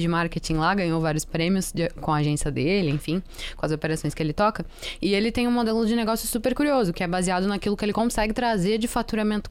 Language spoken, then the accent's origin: Portuguese; Rio Grande do Sul, Brazil; eu sou gaúcha